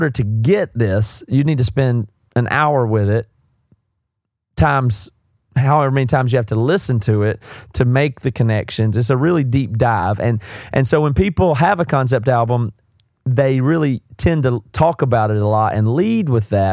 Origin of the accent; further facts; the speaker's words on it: South Carolina, United States; accent: southern; I'm from South Carolina. I've got a southern accent.